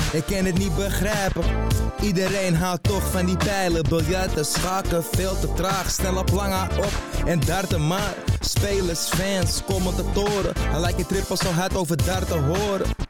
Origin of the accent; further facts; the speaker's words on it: Netherlands; als Nederlander